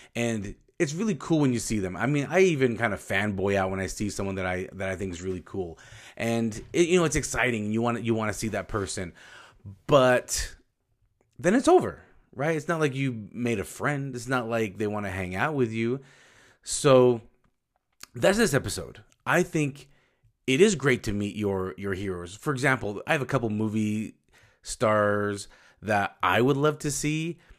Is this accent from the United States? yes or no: yes; Utah, United States; I'm from Utah. It's a desert